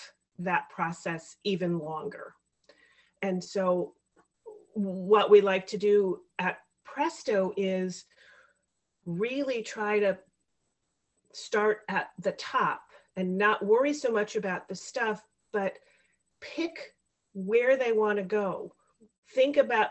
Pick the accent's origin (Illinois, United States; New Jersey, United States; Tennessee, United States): Illinois, United States; Chicago; I am from the Chicago area, born and raised here